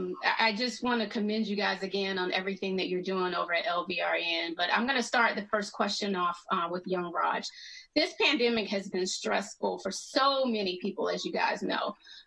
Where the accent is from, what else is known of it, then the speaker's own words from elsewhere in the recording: Atlanta, Georgia, United States; because I'm from Atlanta